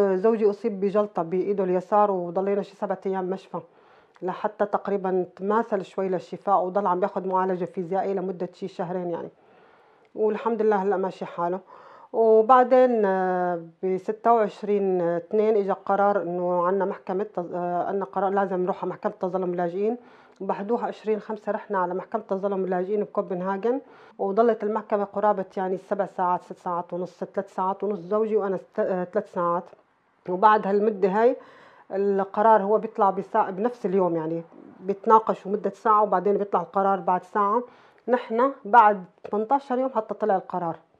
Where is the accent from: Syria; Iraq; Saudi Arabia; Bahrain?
Syria; moved away as an adult; now in Denmark; نحن نص من دمشق نص من درعا